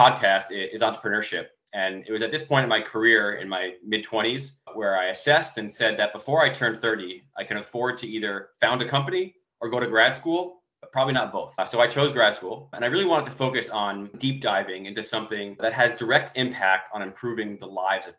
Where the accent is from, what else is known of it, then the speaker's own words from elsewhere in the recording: New York, United States; moved away as an adult; also born or lived in California; After growing up in New York, I went out to California, study engineering physics at UC Berkeley